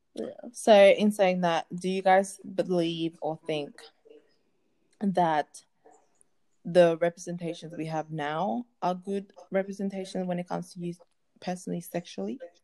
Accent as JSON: {"language": "English", "country": "Australia", "said": "I'm an Australian girl, like an African Australian"}